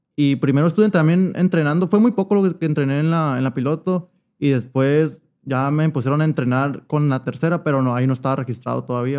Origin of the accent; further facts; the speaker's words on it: Hermosillo, Sonora, Mexico; aquí nací en Hermosillo. Ok. Pero mis papás todo el tiempo vivieron ahí, pues, y pues ahí me crié.